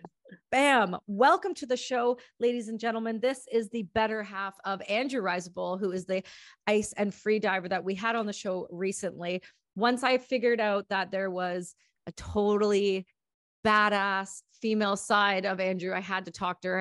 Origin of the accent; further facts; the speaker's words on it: Ontario, Canada; I'm from Ontario, where not too far from where you guys actually are